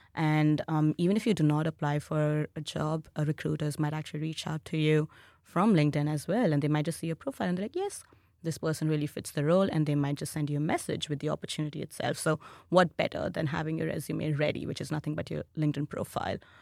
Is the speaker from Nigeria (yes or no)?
no; India; moved away as an adult; now in Australia; my home country, which is India